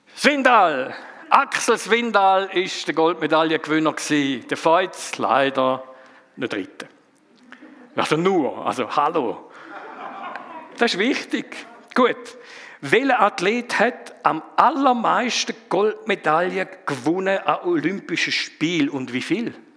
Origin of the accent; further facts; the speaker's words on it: Frauenfeld, Thurgau, Switzerland; accent: Thurgauer Dialekt; moved away as an adult; now in Zofingen, Switzerland; ich bin ein bisschen östlicher aufgewachsen, darum auch ein bisschen der Thurgauer Dialekt. Ich komme aus Frauenfeld ursprünglich